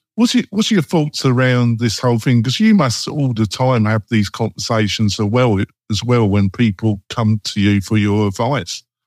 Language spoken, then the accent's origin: English; England, United Kingdom; moved away; also born or lived in Bergen, Norway / Oslo, Norway; I am English and I'm dour